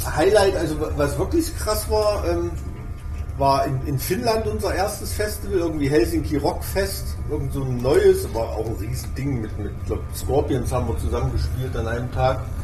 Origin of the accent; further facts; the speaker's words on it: Thuringia, Germany; bei uns in Thüringen